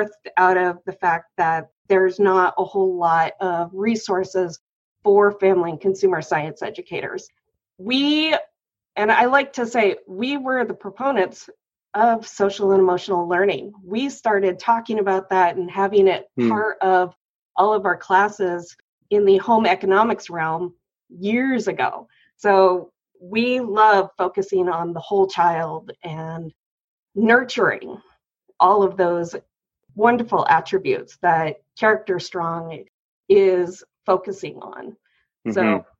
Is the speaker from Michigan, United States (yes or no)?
no; Issaquah, Washington, United States; I grew up in Issaquah, Washington.